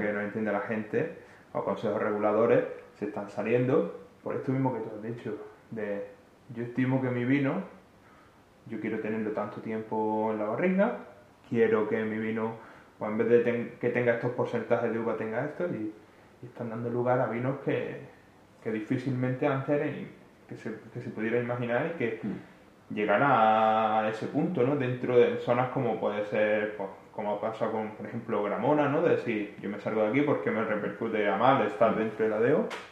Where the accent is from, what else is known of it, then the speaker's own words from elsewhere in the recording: Andalusia, Spain; Yo siendo siendo andaluz